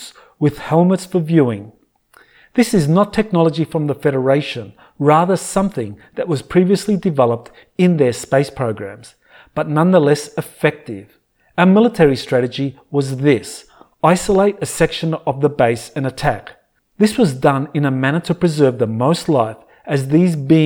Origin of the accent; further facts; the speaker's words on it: Australia; my home country of Australia